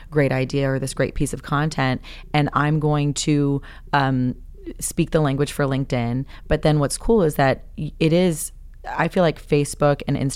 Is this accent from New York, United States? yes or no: no; California, United States; now in Texas, United States; Yes, because I'm a Californian in Texas.